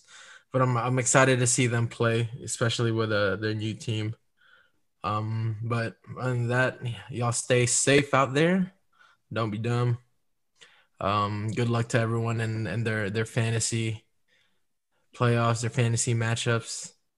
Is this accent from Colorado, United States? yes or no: no; Dallas, Texas, United States; my hometown, the Mavs.